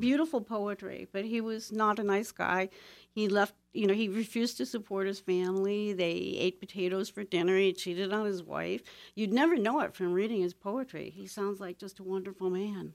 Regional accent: Toledo, Ohio, United States; moved away; I was born and raised in Toledo, Ohio, in the heart of the Industrial Belt.

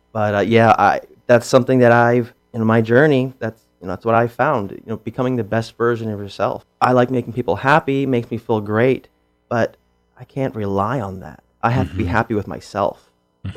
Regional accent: Pennsylvania, United States; now in Chico, United States; I'm from Pennsylvania, and the part of Pennsylvania I'm from, you're either Lutheran or Catholic. I was Lutheran

